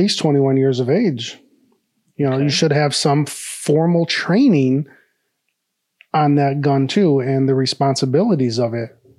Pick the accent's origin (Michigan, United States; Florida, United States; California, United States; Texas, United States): Michigan, United States; Detroit; We grew up in Detroit